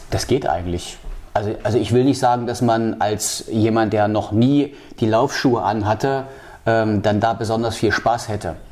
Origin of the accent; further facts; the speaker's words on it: Halle, Saxony-Anhalt, Germany; moved away as an adult; also born or lived in Leipzig; now in Wismar, Germany; ich bin in Halle groß geworden